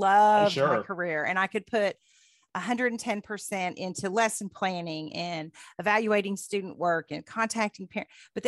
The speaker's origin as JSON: {"language": "English", "town": "Dayton", "region": "Ohio", "country": "United States", "accent": "Northern", "lives_now": "Kentucky, United States", "said": "We were from Dayton, oh, okay. Which is just north of Cincinnati."}